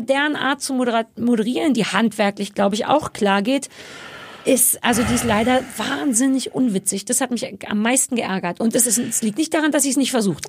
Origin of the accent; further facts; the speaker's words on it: Berlin, Germany; Ich bin am Alexanderplatz groß geworden